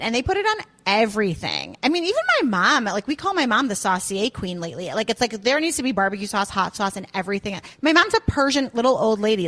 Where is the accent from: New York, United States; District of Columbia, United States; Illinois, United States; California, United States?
Illinois, United States; Highland Park; moved away as an adult; also born or lived in Chicago, Illinois; now in Georgia, United States; I grew up in Highland Park